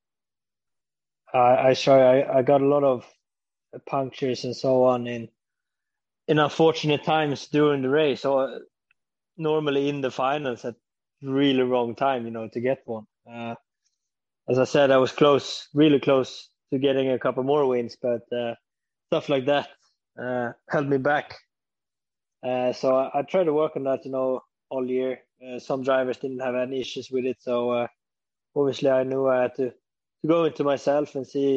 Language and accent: English; Sweden; obviously being a Swede